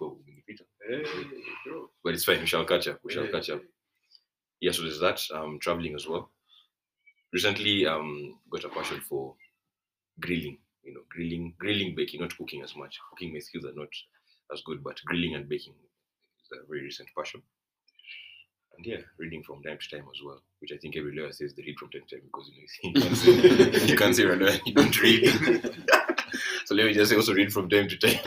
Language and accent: English; Uganda; moved away as an adult; now in Kenya; I grew up in Uganda, but came back to Kenya a few years ago. So I'm sort of a dual citizen